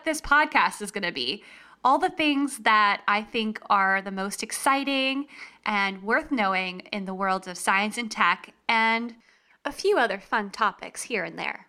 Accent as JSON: {"language": "English", "town": "Raleigh", "region": "North Carolina", "country": "United States", "also_born_or_lived": "San Francisco, California / Los Angeles, California", "moved": "as an adult", "said": "I am originally from Raleigh, North Carolina"}